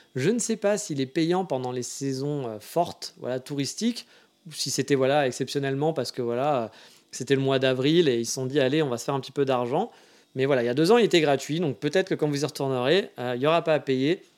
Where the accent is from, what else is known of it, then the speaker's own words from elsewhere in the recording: France; moved away as an adult; now in Japan; je suis français